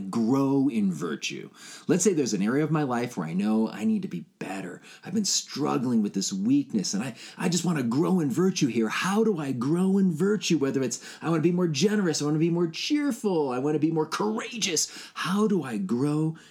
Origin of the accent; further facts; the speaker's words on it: Chicago, Illinois, United States; I grew up in Chicago